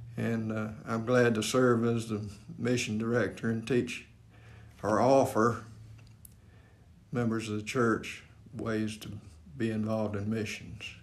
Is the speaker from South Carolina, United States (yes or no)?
yes; Spartanburg County, South Carolina, United States; I grew up over in Spartanburg County in a uh, friendship community